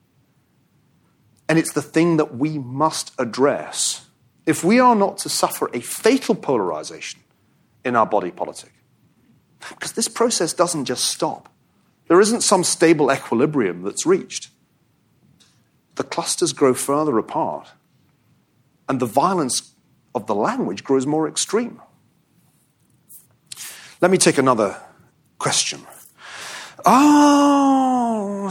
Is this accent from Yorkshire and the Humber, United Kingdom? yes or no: no; Glasgow, Scotland, United Kingdom; I'm from Scotland. I think we don't have tribes in Scotland. I mean, I grew up in Glasgow.